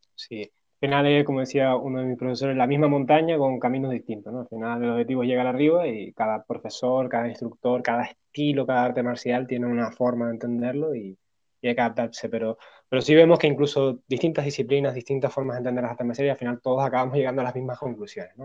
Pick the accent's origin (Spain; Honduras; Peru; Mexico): Spain; somos occidentales, somos españoles